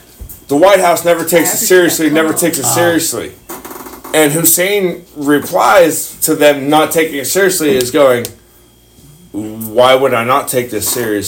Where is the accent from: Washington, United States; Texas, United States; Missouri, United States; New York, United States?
Texas, United States; and I grew up in Texas